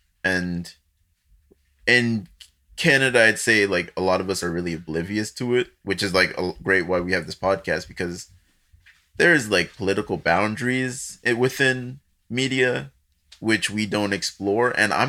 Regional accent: Nigeria; But then I'm Nigerian. Like, I'm born there. I have a passport and everything.

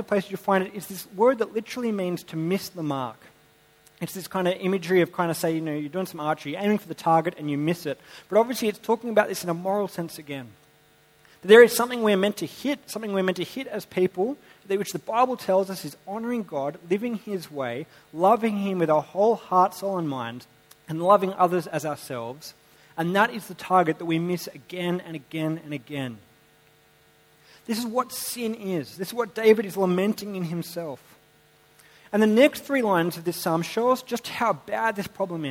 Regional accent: Sydney, New South Wales, Australia; I grew up in Sydney.

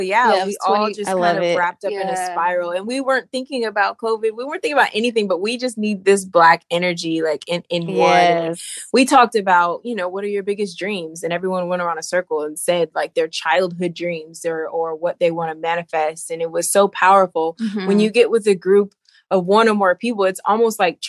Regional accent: Los Angeles, California, United States; I'm from L.A.

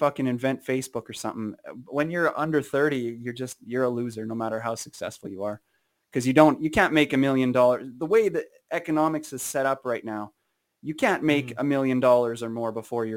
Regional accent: Saskatoon, Saskatchewan, Canada; also born or lived in Warman; Saskatoon. I'm from Saskatoon.

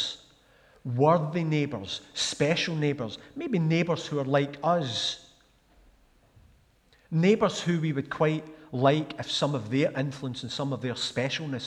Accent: Glasgow, Scotland, United Kingdom; moved away as an adult; also born or lived in Stirling / Pitlochry; I grew up in Glasgow, as I've said. A place called Ardenne, which was next to Camwodrick

